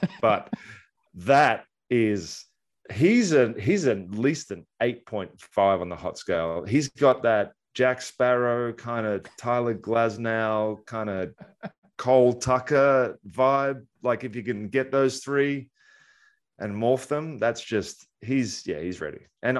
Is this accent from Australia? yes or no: yes; Australia; I came from Australia where everybody throws 84 miles an hour. And I come over here and the first bullpen I'm seeing, the guys are like throwing 9.